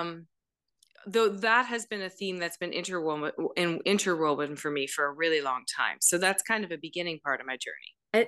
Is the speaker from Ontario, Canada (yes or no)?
yes; Elora, Ontario, Canada; I grew up in Alora, Ontario